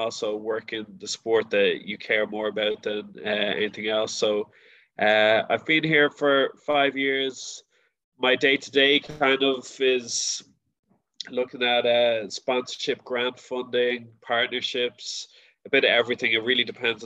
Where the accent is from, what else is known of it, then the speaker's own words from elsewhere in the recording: Dublin, Leinster, Ireland; I'm one of the first Dublin people, am I? So hopefully my accent's a little bit easier to understand